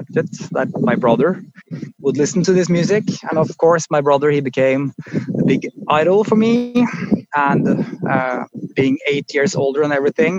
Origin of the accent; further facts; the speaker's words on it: Oslo, Norway; I grew up just outside Oslo